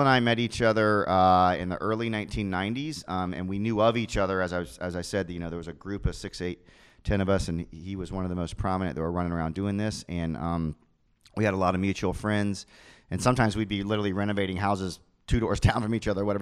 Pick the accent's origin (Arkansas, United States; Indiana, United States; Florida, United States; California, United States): Florida, United States; Orlando; I grew up in College Park